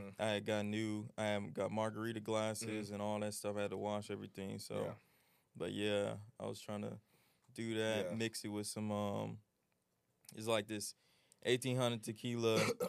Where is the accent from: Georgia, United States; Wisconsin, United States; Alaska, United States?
Georgia, United States; Lithonia; I'm from Lithonia, Georgia. 26 years young.